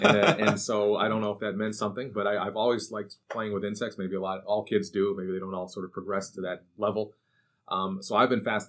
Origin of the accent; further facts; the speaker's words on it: Syracuse, New York, United States; moved away as an adult; also born or lived in Georgia / Australia; So I grew up in Syracuse, New York, originally